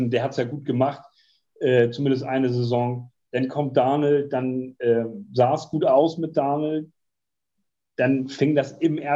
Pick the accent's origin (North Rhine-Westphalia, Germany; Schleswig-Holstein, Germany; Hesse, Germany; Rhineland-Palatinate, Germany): North Rhine-Westphalia, Germany; Dortmund; ich habe schon mal gesagt, ich bin auch Dortmunder